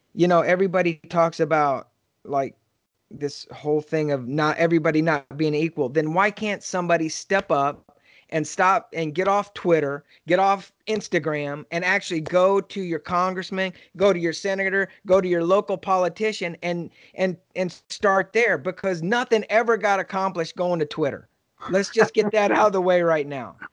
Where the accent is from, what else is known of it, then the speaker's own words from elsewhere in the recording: Texas, United States; I grew up in Texas and right now I'm in San Antonio